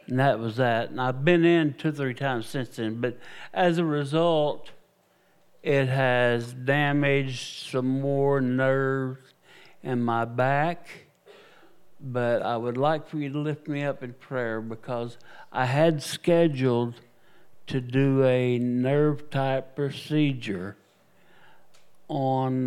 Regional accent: United States; I am an American evangelist.

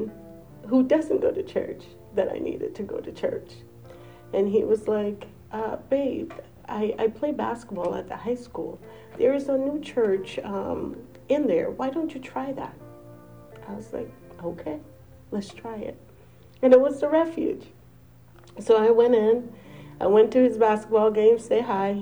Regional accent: Angola; now in United States; I am not from here. I'm from Angola.

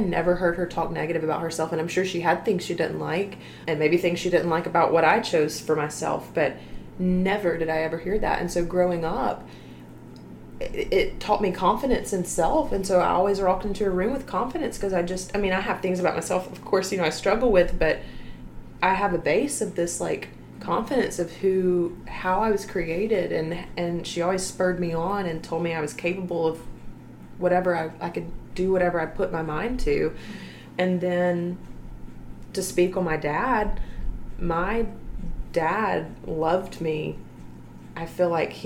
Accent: Opelika, Alabama, United States; moved away as an adult; now in Phenix City, United States; I grew up actually in Opelika. That's where I'm from. And I lived there for 22 years until I got married

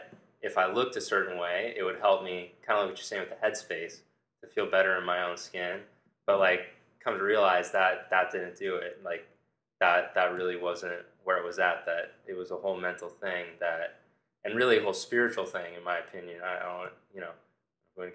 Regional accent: Southern California, United States; I grew up in Southern California

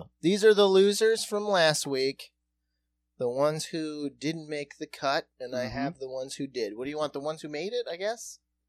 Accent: Watertown, United States; moved away; also born or lived in Minneapolis; we're from Watertown, so it's like it's pastoral and there are woodland creatures

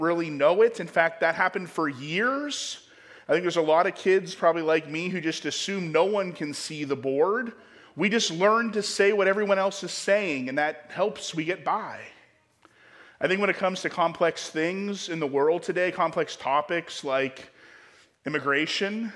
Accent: Ohio, United States; moved away; I grew up in Ohio

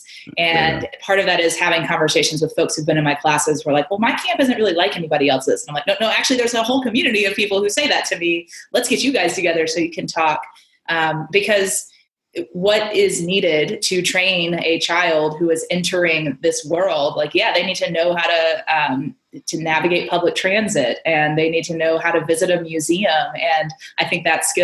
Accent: United States; as an American

